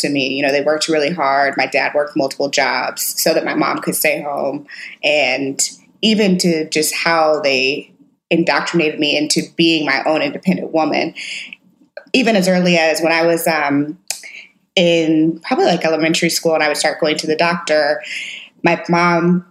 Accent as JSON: {"language": "English", "town": "St. Louis", "region": "Missouri", "country": "United States", "tie": "born or raised there", "said": "I'm from St. Louis, Missouri. I grew up in the suburbs of St. Louis"}